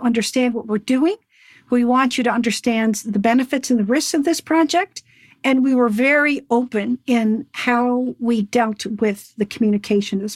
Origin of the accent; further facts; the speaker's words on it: Cape Breton, Nova Scotia, Canada; I am from Cape Breton. I grew up with Chief Terry Paul.